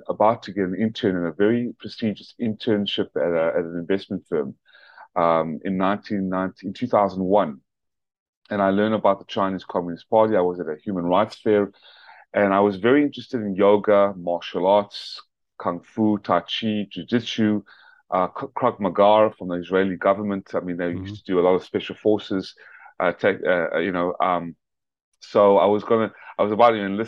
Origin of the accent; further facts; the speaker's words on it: South Africa; also born or lived in Atlanta, Georgia; now in United States; I was born in my native country of South Africa